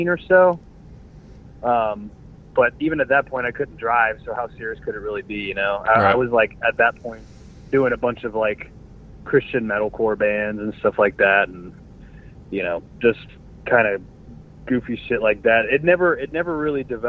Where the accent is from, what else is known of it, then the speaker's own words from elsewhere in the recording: Jacksonville, Florida, United States; We're from Jacksonville.